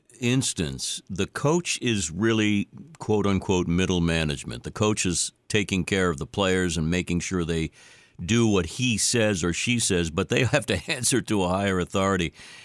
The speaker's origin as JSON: {"language": "English", "town": "Boston", "region": "Massachusetts", "country": "United States", "tie": "born or raised there", "said": "I'm from Boston, obviously, in New England, so I grew up and I still bleed Red Sox red."}